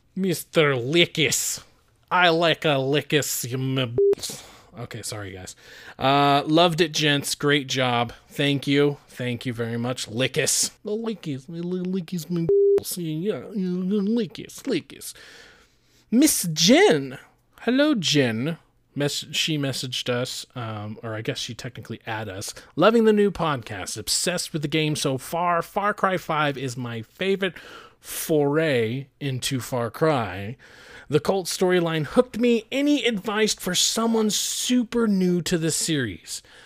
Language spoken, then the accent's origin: English; Idaho, United States; I'm from Idaho